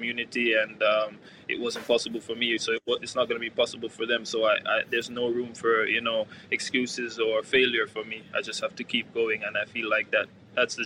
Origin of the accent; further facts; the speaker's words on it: Kingston, Jamaica; now in Norway; growing up in my community, I'm from East Kingston.